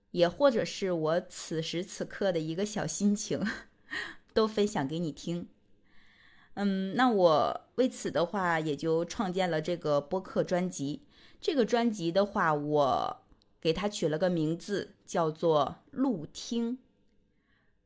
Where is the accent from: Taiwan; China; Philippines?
China; rural Northeast China; moved away as an adult; also born or lived in Beijing; 我呢是从东北农村走出来的姑娘